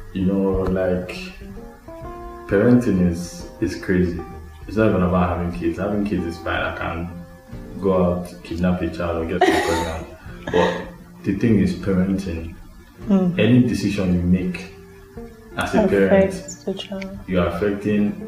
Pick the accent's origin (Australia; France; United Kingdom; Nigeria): Nigeria; As a Nigerian